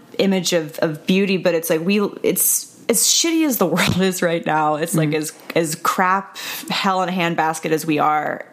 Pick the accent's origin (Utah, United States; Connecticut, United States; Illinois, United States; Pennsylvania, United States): Pennsylvania, United States; Pittsburgh; I'm from the Pittsburgh area